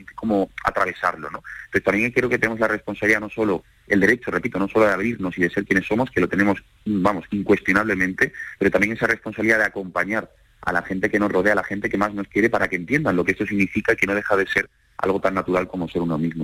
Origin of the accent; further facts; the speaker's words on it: Seville, Andalusia, Spain; moved away as an adult; now in Madrid, Spain; Yo soy sevillano viviendo en Madrid y soy una minoría ¿no? de sevillanos en Madrid.